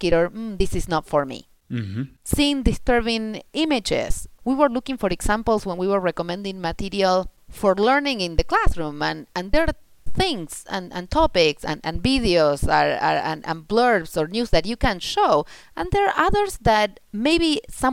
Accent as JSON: {"language": "English", "country": "Argentina", "tie": "born or raised there", "also_born_or_lived": "United States", "first_language": "Spanish", "second_language": "English", "moved": "as an adult", "lives_now": "Netherlands", "said": "I grew up in Argentina, then I mm-hmm. moved to the States, and, mm-hmm. and now I'm in the Netherlands"}